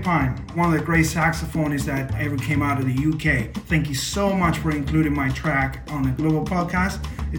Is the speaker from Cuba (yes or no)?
yes; Cuba; now in Toronto, Canada; I'm a saxophonist and composer from Cuba, based in Toronto, Canada.